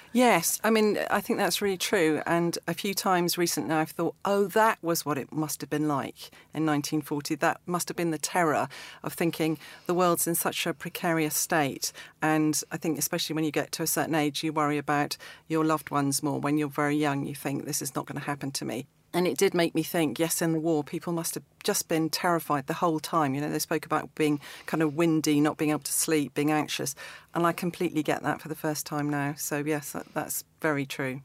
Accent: East Anglia, East of England, United Kingdom; I grew up in East Anglia

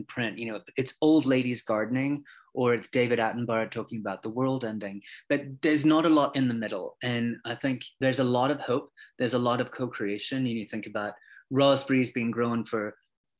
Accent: Australia; also born or lived in London; now in United States; I'm originally from Australia, even though I lived in London for bits before I moved here.

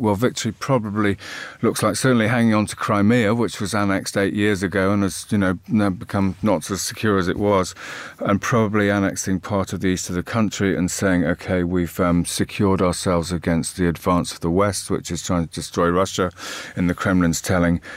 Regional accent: United Kingdom; speaking as a Brit

